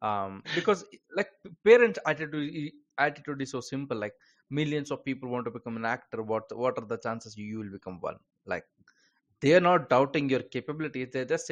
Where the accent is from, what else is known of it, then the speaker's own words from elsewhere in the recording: India; I'm from India.